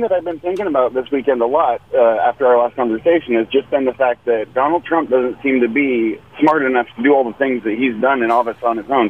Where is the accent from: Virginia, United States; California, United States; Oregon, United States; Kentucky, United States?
Oregon, United States; I'm from Oregon